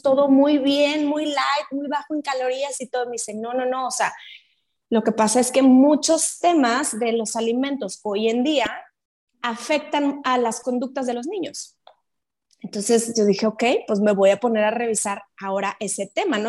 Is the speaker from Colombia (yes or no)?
no; Mexico; soy de México